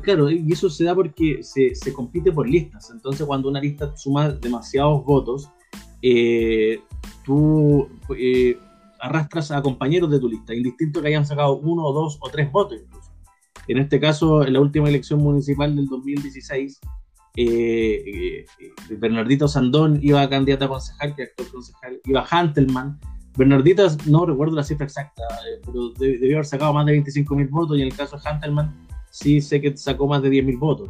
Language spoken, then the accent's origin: Spanish; Puente Alto, Santiago Metropolitan Region, Chile; soy de Puente Alto, vivo en Puente Alto, soy de población